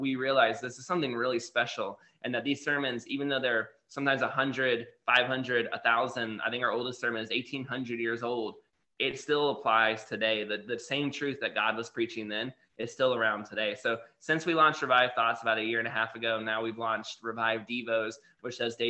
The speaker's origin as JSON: {"language": "English", "region": "Florida", "country": "United States", "tie": "born or raised there", "also_born_or_lived": "China", "said": "I was raised in Florida"}